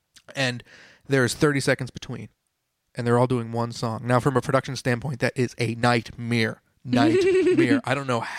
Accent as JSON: {"language": "English", "country": "United States", "said": "as an American"}